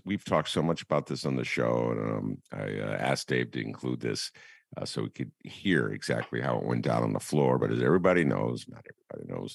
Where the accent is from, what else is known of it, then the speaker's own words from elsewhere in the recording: Evanston, Illinois, United States; I go, no, I'm from Evanston. And Evanston is so different than Chicago.